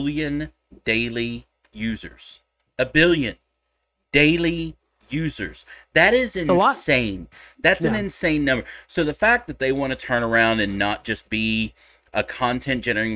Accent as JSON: {"language": "English", "region": "Texas", "country": "United States", "said": "I'm a Texan."}